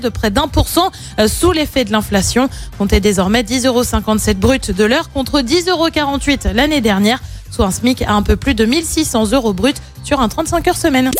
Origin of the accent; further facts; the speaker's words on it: France; chez nous, en France